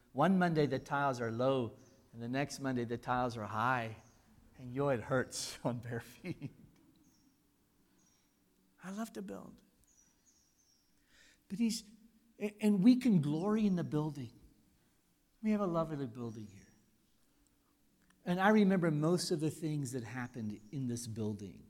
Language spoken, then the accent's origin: English; United States; moved away as an adult; now in South Africa; I'm an American